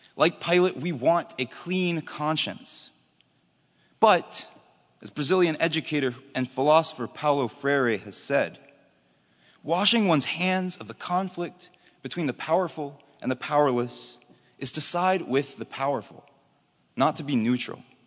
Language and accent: English; Charlotte, North Carolina, United States; my hometown of Charlotte, North Carolina